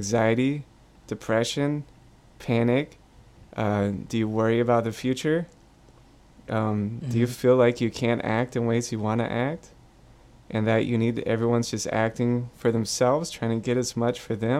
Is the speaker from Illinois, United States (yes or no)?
no; Pensacola, Florida, United States; I'm from Pensacola, which had the worst water in the country. We knew that it was dangerous to drink the water, okay, for the time I was growing up